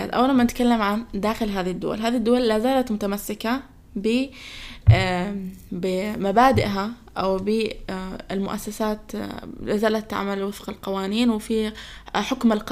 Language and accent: Arabic; Palestine; أنا كفلسطيني يقع علي ظلم أنا أطلع أقول أنا ضد هذه الدولة هذه الدولة احتلت أرضي